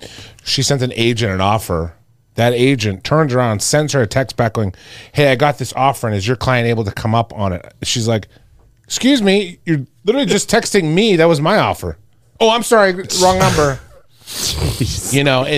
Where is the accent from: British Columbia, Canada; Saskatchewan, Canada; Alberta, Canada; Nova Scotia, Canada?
Saskatchewan, Canada; Regina; well, I'm from Regina.